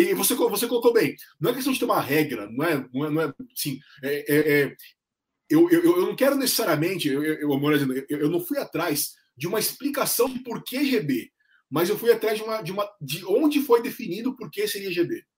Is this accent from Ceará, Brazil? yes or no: no; São Bernardo do Campo, São Paulo, Brazil; São Bernardo, a minha terra, é muito variado